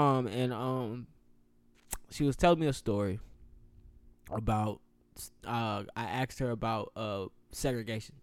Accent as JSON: {"language": "English", "region": "the South", "country": "United States", "said": "I'm from the South"}